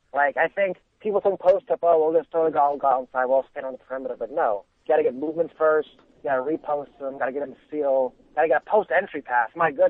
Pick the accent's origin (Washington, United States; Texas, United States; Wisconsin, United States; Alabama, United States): Texas, United States; Dallas; I'm from Dallas.